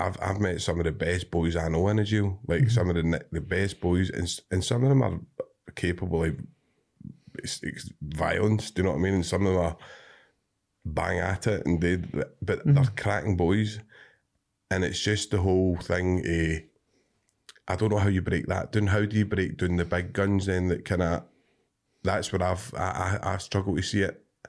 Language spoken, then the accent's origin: English; Cumbernauld, Scotland, United Kingdom; and I grew up in Cumbernauld.